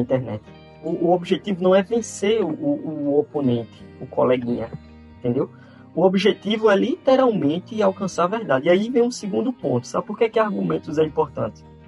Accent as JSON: {"language": "Portuguese", "town": "Campina Grande", "region": "Paraíba", "country": "Brazil", "tie": "born or raised there", "lives_now": "João Pessoa, Brazil", "said": "nasci em Campina Grande, mas moro em João Pessoa, aqui na Paraíba, há muito tempo. É, sou paraibano"}